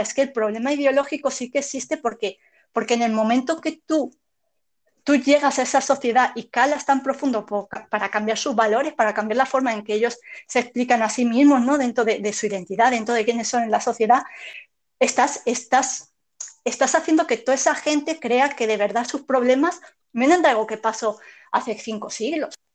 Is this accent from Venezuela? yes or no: no; Spain; lo que somos como españoles